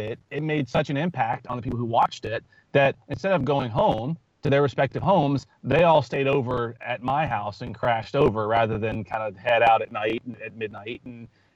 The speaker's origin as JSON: {"language": "English", "region": "Louisiana", "country": "United States", "tie": "born or raised there", "said": "I grew up in Louisiana, and I grew up camping and spending time with friends outdoors"}